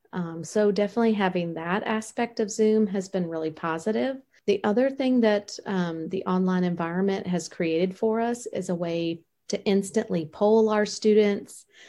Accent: Richmond, Virginia, United States; growing up in Richmond, Virginia

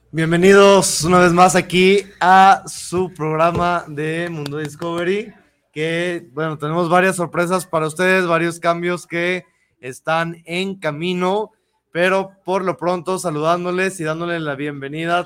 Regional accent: Mexico; nuestro ser mexicano

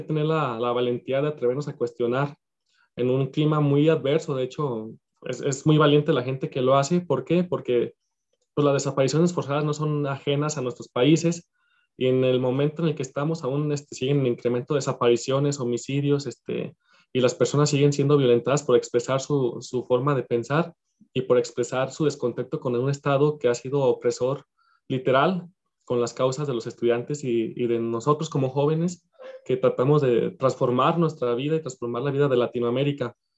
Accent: Mexico; como mexicanos

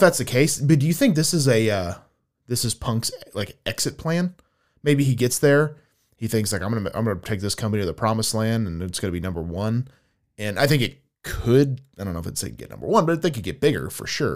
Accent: United States; I was another American on the tour

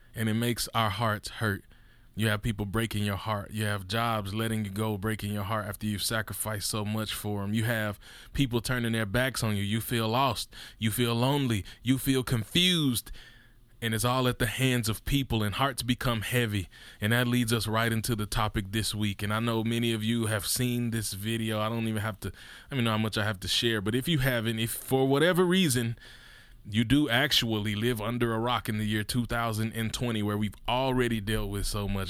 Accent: Mississippi, United States; I'm from Mississippi

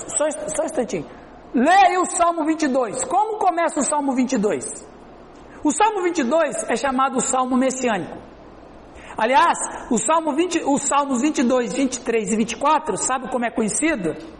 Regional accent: Brazil; Pra nós do Brasil, que nós somos do Ocidente

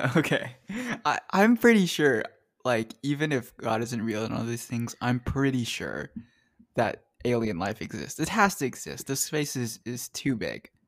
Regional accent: United States; I'm American

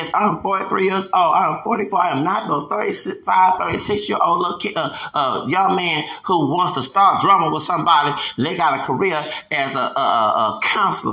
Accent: Houston, Texas, United States; I'm from Houston.

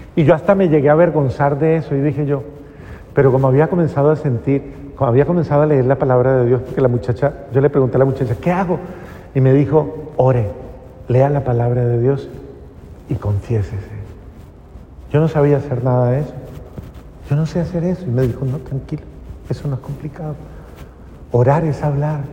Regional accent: Cali, Valle del Cauca, Colombia; yo soy caleña

